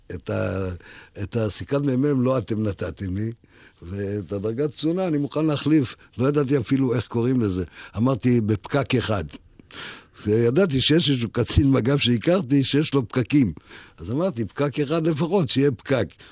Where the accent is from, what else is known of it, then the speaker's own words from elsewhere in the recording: Ramla, Central District, Israel; also born or lived in Heidelberg, Germany; אני גרתי ברמלה מהיום שעליתי לארץ ב-1948